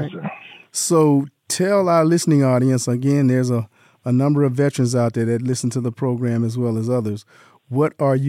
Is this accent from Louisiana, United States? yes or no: yes; Delhi, Louisiana, United States; I'm from about 160 miles east, Delhi, Louisiana. A little small farming community right off of I-20.